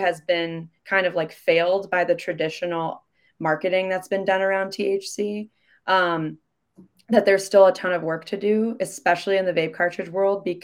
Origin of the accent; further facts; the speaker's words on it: Midwest, United States; moved away as an adult; also born or lived in Chicago; now in Seattle, United States; I'm from the Midwest